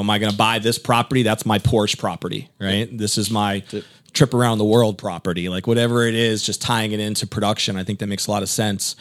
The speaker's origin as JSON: {"language": "English", "region": "Connecticut", "country": "United States", "moved": "as an adult", "lives_now": "Tampa, United States", "said": "I'm from Connecticut"}